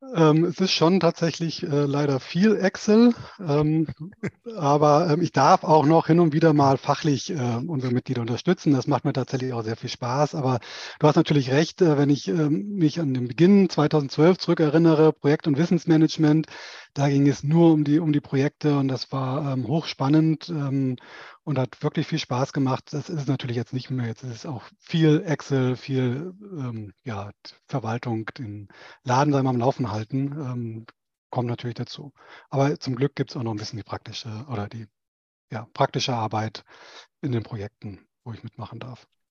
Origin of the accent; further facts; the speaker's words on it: a village near Schleswig, northern Schleswig-Holstein, Germany; moved away as an adult; now in Stuttgart, Germany; im Norden von Schleswig-Holstein, Ostseeseite, in der Nähe der Stadt Schleswig. Äh, die werden die wenigsten kennen, aber die, die sich da oben auskennen, da bin ich im Prinzip auf dem Land, in einem keine Ahnung, 30 Seelendorf aufgewachsen